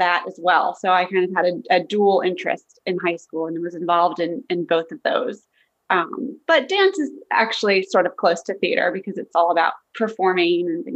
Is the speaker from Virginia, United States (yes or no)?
yes; Fairfax County, Virginia, United States; I grew up in Fairfax County, Virginia. I still live there today, so born and raised